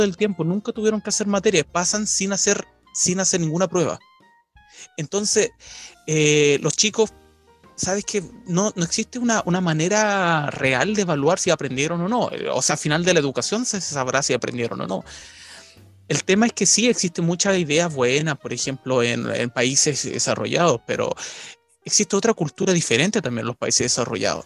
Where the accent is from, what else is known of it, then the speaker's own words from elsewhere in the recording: Chile; moved away as an adult; now in United Kingdom; yo soy de Chile